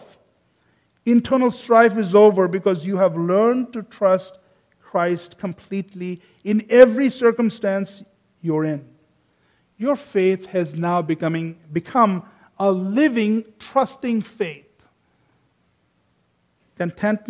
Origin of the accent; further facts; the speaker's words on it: India; I come from India